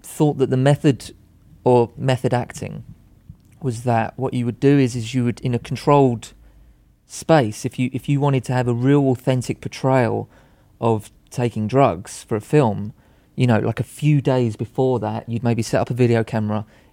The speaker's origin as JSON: {"language": "English", "country": "United Kingdom", "said": "I'm British"}